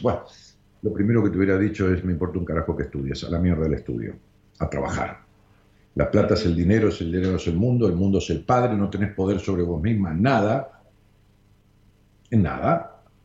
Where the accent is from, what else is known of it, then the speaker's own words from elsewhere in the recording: Argentina; en Argentina, nosotros somos un país sensacional